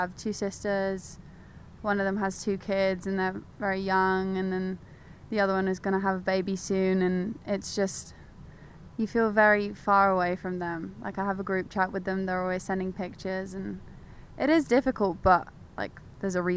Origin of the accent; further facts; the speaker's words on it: London, United Kingdom; moved away; I was born in London. My parents moved to London, I think in 1999. And then I was born shortly after